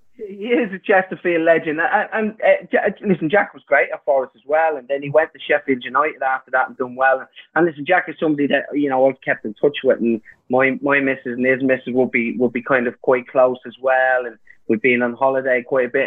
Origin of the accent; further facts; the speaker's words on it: Ireland; me being Irish